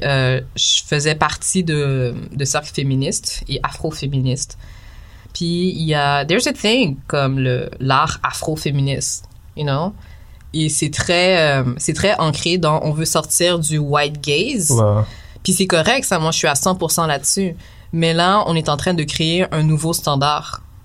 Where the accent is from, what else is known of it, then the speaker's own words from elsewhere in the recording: Quebec, Canada; mes parents sont haïtiens, mm. mais je suis née ici